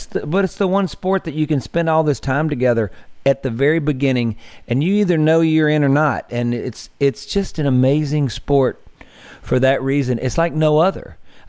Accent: Mississippi Delta, United States; growing up in the Mississippi Delta, being around the great blues musicians I was around

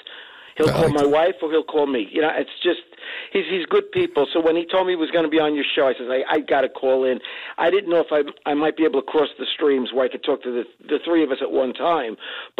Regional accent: Union City, New Jersey, United States; I'm from Union City.

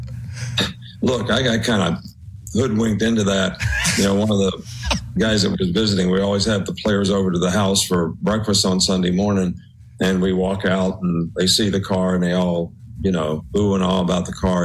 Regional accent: West Virginia, United States; moved away; growing up in West Virginia in a coal mining town

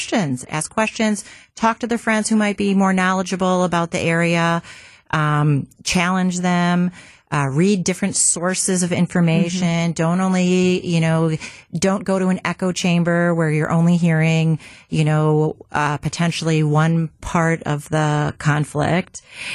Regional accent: Milwaukee, Wisconsin, United States; I grew up in the North Shore of Milwaukee. We have a pretty vibrant, mm-hmm. big Jewish community.

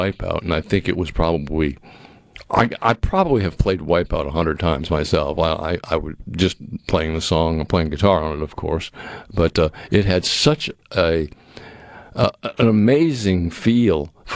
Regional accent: Massachusetts, United States; moved away; also born or lived in Boston; I grew up in Massachusetts

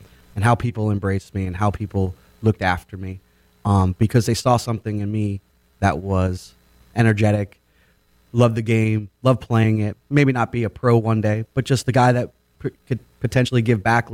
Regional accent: Boynton Beach, Florida, United States; I came from Boynton Beach, grew up here, played at East Boynton Little League Fields

